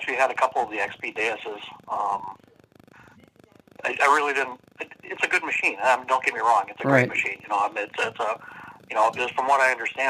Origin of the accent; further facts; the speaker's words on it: Minneapolis, Minnesota, United States; also born or lived in Oakdale, Minnesota; I'm from South Minneapolis.